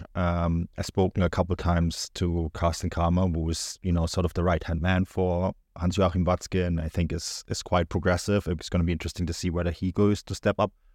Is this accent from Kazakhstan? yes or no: no; Germany; growing up in Germany